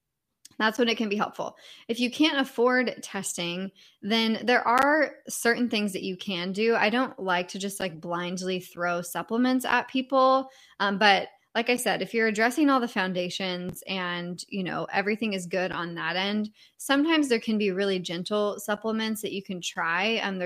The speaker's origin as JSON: {"language": "English", "region": "California", "country": "United States", "said": "I'm originally from California, so I'm just used to the sun all year long, which I know is not normal."}